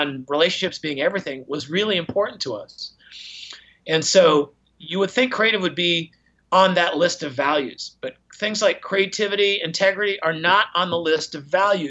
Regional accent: Portland, Oregon, United States; moved away as an adult; also born or lived in New York City / San Francisco; I'm a kid from Portland, Oregon, living in New York City

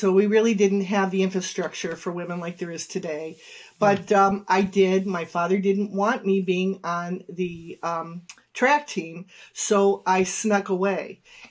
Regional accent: Cleveland, Ohio, United States; I grew up in the east side. Well, really, the inner city, Cleveland. You know, right downtown. Small house, grandparents lived upstairs.

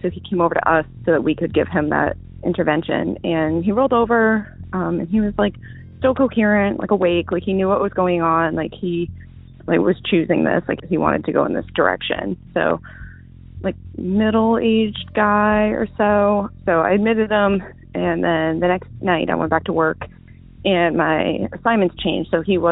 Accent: Virginia, United States; I'm from Virginia.

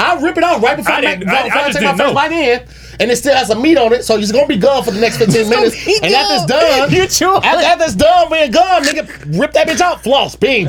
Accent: St. Louis, Missouri, United States; born or raised there

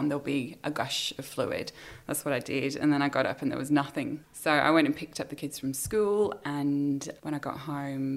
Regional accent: England, United Kingdom; moved away as an adult; also born or lived in Sydney, Australia; now in Australia; I was born in England. I came to Australia nearly 10 years ago.

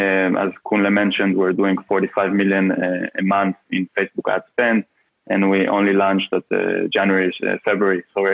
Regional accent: Vienna, Austria; I'm from Vienna, Austria.

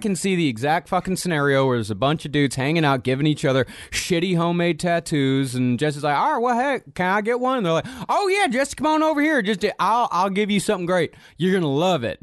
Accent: Rochester, Texas, United States; I am from Rochester, Texas, where people think the entire population of three hundred seventy-eight is inbred

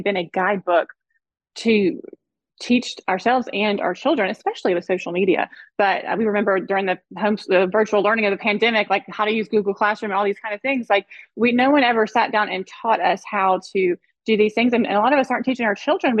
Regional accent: the South, United States; also born or lived in South Florida; now in Dallas, United States; I grew up in the South and we lived part of our childhood

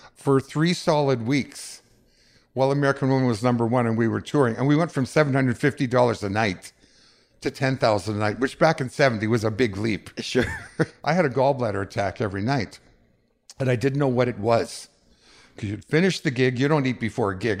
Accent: Winnipeg, Manitoba, Canada; growing up in Winnipeg, after the war

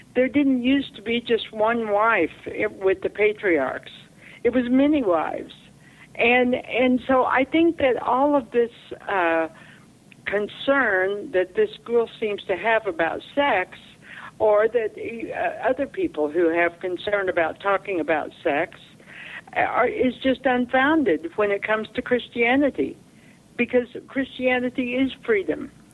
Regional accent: Oklahoma, United States; moved away; I came from Oklahoma.

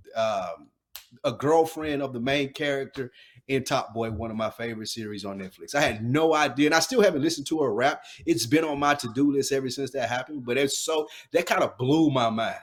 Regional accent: the South, United States; I'm from down south

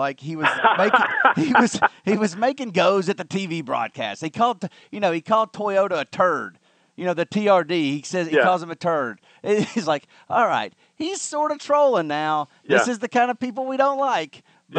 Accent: Alabama, United States; I'm from Alabama.

